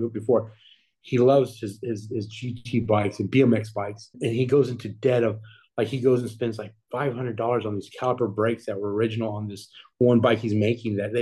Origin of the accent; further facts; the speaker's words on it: Texas, United States; I'm born and raised in Texas, and I'm proud to be from Texas.